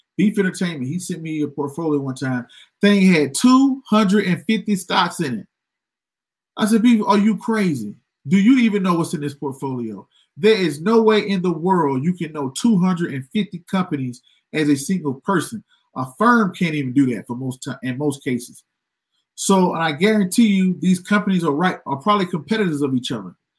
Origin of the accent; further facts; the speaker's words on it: Georgia, United States; I'm from Georgia